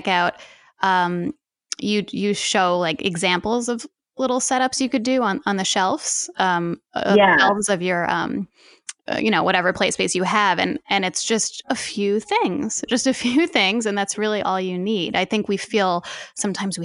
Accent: New Jersey, United States; now in New York City, United States; we're moving to New Jersey. And I grew up in New Jersey as well

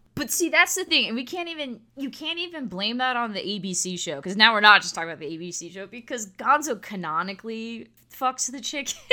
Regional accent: South Florida, United States; I grew up in South Florida

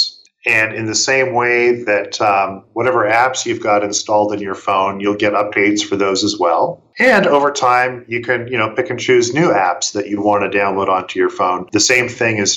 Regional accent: Canada; moved away as an adult; I'm from Canada

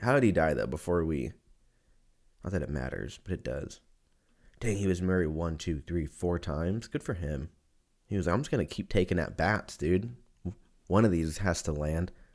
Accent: Lancaster, California, United States; now in Austin, United States; I grew up in Lancaster

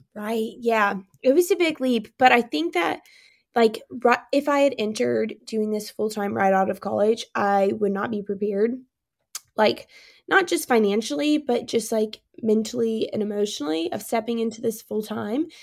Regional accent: Spartanburg, South Carolina, United States; now in Birmingham, United States; I grew up in Spartanburg, South Carolina

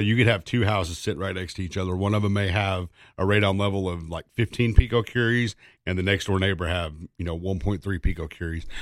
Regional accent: East Tennessee, United States; growing up in East Tennessee

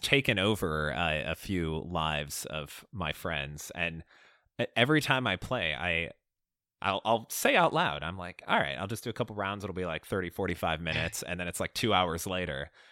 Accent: Chicago, Illinois, United States; I grew up in Chicago, so uh, Cubs fan at heart

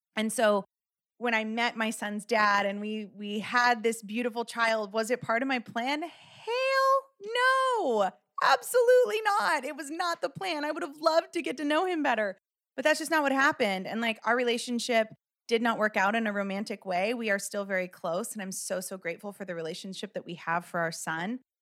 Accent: Los Angeles, California, United States; I grew up in Los Angeles

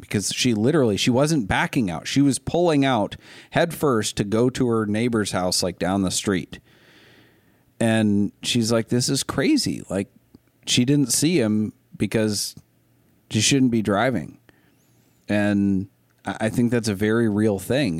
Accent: Lincoln County, Maine, United States; I grew up in Lincoln County, Maine

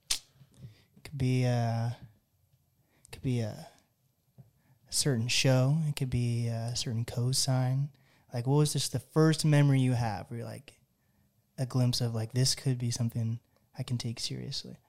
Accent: Seattle area, Washington, United States; I'm from the Seattle area too

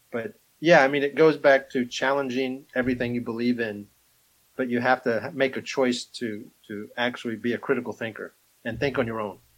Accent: Alabama, United States; You know, well, we're from Alabama.

